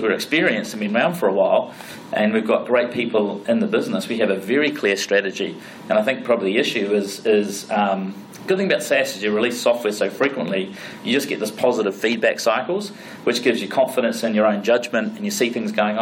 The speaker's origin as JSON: {"language": "English", "country": "New Zealand", "said": "we're from New Zealand, we're from the farm"}